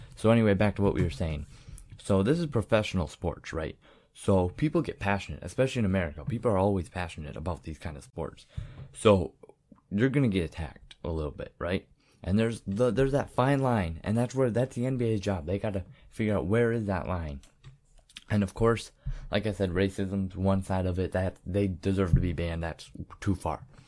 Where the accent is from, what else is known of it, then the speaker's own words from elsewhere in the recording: Michigan, United States; I'm from Michigan, so I'm a big Michigan State fan